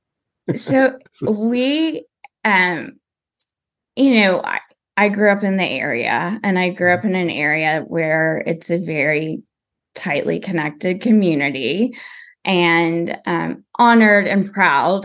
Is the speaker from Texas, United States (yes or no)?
yes; Texas, United States; growing up in Texas